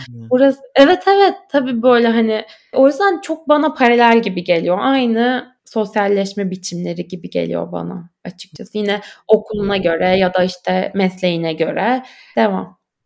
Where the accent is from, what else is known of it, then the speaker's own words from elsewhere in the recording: Turkey; moved away as an adult; now in Berlin, Germany; burada doğup büyümemiş bir Türk'üm